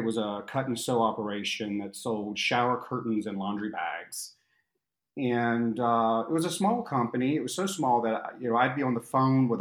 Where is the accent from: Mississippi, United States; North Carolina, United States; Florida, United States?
North Carolina, United States; now in Miami Beach, United States; I grew up in North Carolina